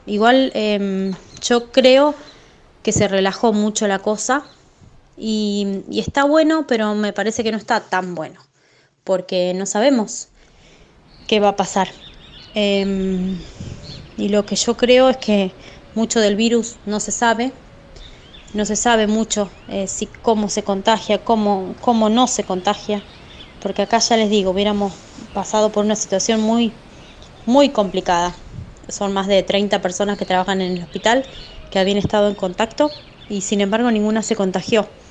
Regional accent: Chivilcoy, Buenos Aires Province, Argentina; pertenecemos a Chivilcoy, somos de Chivilcoy.

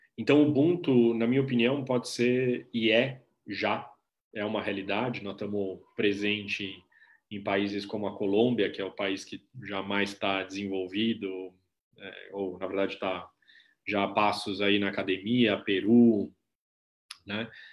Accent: Brazil; eu sou brasileiro e também latino-americano e também cidadão do planeta

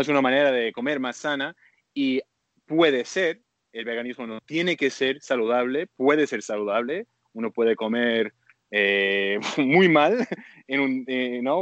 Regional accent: Canada; now in Bali, Indonesia; soy un activista canadiense de, basado en Toronto

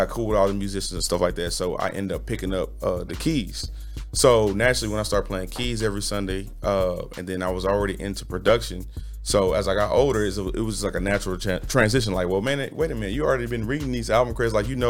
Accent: Los Angeles, California, United States; also born or lived in St. Louis / Houston; I was raised in Los Angeles, California, St. Louis, Missouri, and Houston.

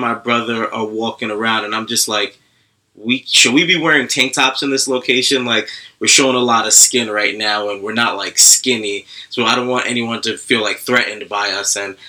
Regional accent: New York City, New York, United States; growing up in Brooklyn, going to parties in Brooklyn

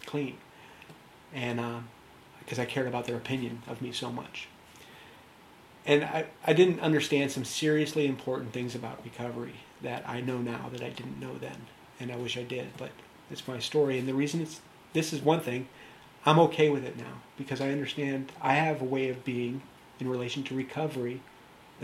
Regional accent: United States; I'm American

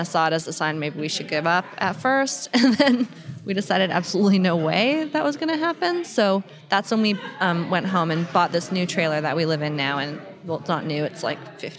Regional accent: Canada; we're Canadian

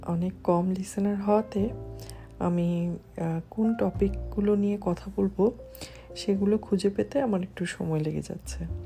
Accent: Bangladesh; আমি একজন বাংলাদেশি

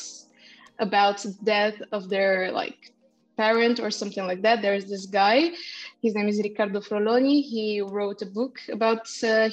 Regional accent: Bulgaria; I'm half Kurdish, half Russian, which is pretty complicated, but I grew up in Bulgaria

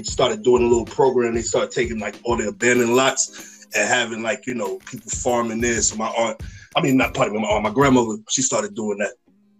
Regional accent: New York City, New York, United States; me growing up in Harlem.

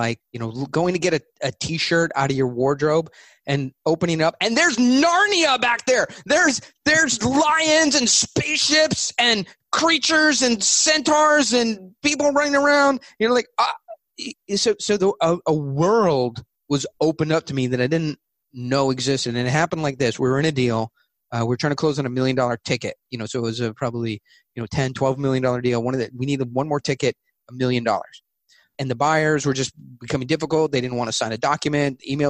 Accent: California, United States; But ultimately, I'm from California.

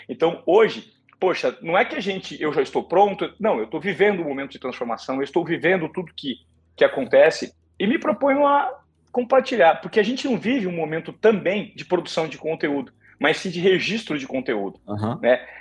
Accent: Presidente Venceslau, São Paulo, Brazil; now in São Paulo, Brazil; de onde eu vim, eu sou um menino simples de Presidente Venceslau, interior de São Paulo. Fui conhecer São Paulo com 17 anos

